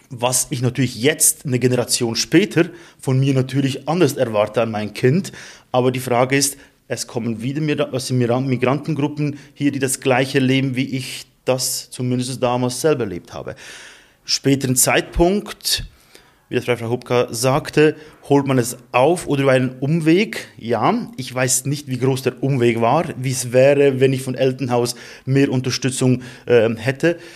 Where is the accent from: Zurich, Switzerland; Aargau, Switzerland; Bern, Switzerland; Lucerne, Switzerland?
Lucerne, Switzerland; Emmenbrücke; bei uns in Emmenbrücke in unserer Gemeinde